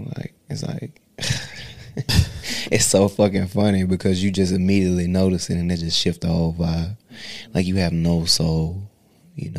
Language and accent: English; Bolivar, Tennessee, United States; I'm from Bolivar